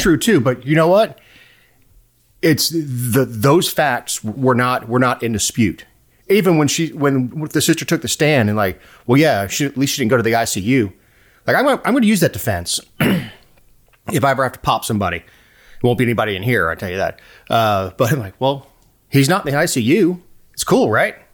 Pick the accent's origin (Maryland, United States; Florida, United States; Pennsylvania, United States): Florida, United States; I'm from Florida